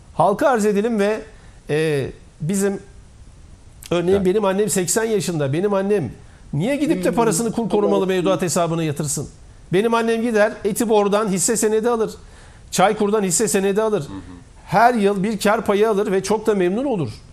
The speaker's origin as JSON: {"language": "Turkish", "area": "Koyunlu village", "region": "Niğde", "country": "Turkey", "tie": "born or raised there", "also_born_or_lived": "Bursa", "moved": "yes", "said": "Ben Nide'nin Koyunlu köyünde ilkokula başlayan bir insanım."}